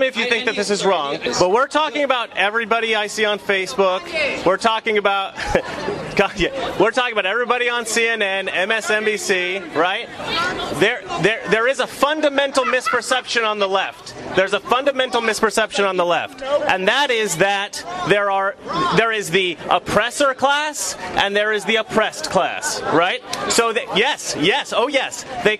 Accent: Oregon, United States; I'm from Oregon.

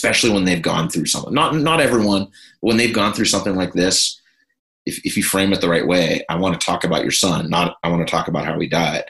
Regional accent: Pittsburgh, Pennsylvania, United States; moved away; the house that I grew up in Pittsburgh

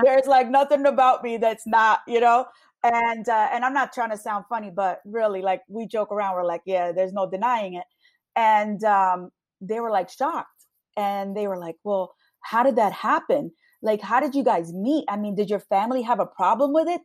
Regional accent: Long Branch, New Jersey, United States; a Hispanic woman born and raised in Long Branch.

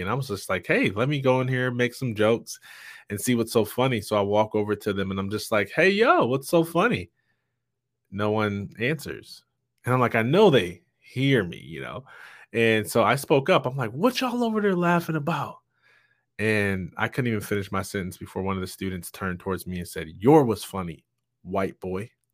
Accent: Jackson, Michigan, United States; I'm from Jackson, Michigan

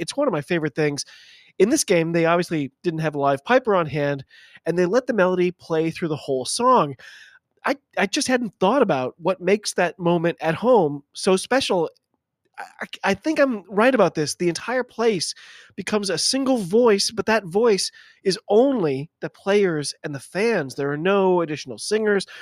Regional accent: United States; I'm an American rugby fan

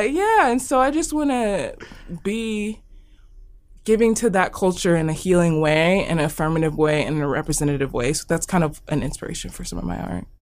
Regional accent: Omaha, Nebraska, United States; I'm from Omaha. This is where I've lived my whole entire life. I was born here

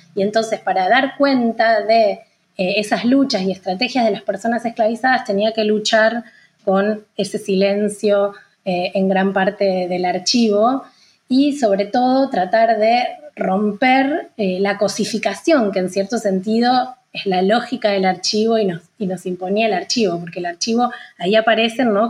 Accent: Santa Fe, Argentina; yo soy de Santa Fe, que es una, ciudad que queda a unos 500 kilómetros al norte de Buenos Aires

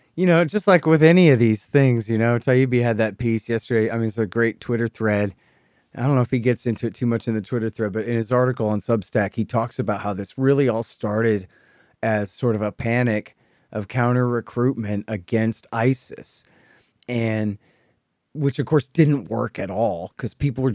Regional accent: Texas, United States; I'm a Texan

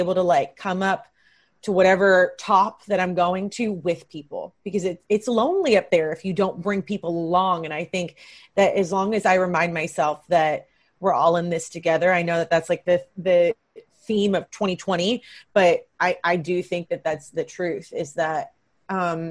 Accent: Kentucky, United States; now in Los Angeles, United States; I'm from Kentucky. I'm from a small town.

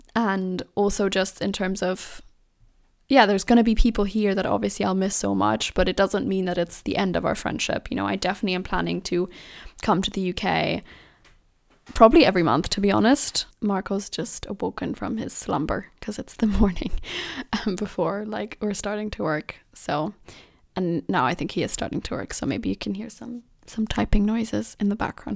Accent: Germany; moved away as an adult; now in London, United Kingdom; me growing up in Germany

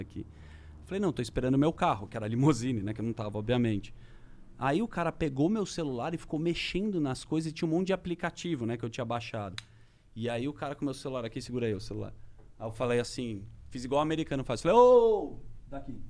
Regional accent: Brazil; eu sou do Brasil

